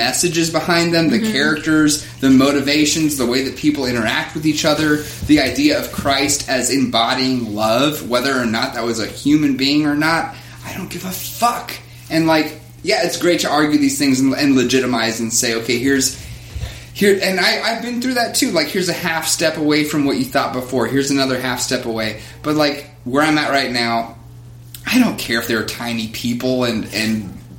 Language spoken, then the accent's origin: English; Kentucky, United States; Hey, bro, I grew up in Kentucky, like, 30 minutes from the Creation Museum.